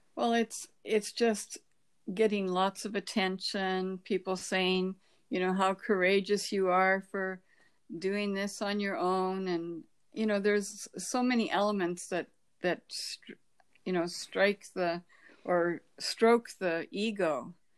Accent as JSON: {"language": "English", "country": "Canada", "tie": "born or raised there"}